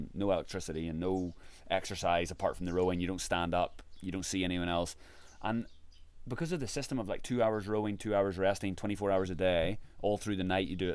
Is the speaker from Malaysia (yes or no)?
no; Ireland; I'm from Ireland